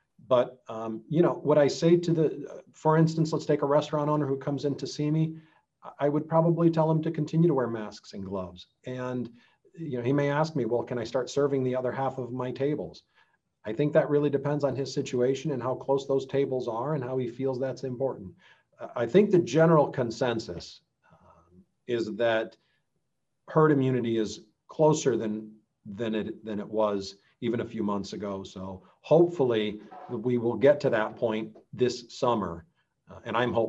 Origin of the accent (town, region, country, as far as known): United States